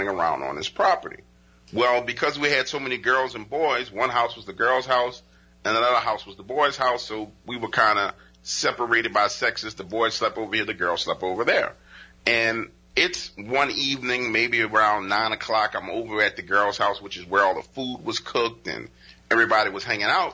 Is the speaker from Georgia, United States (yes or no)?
no; New Orleans, Louisiana, United States; I live in New Orleans. I was born and raised in New Orleans because they moved here.